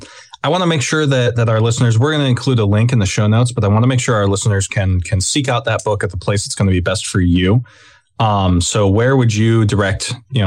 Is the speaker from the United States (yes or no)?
yes; Southwest, United States; I'm from the Southwest.